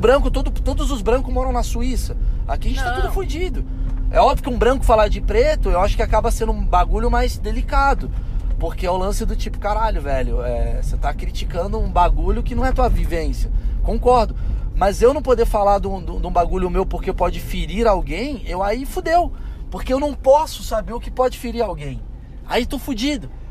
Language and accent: Portuguese; Brazil; eu sou latino, moro no Brasil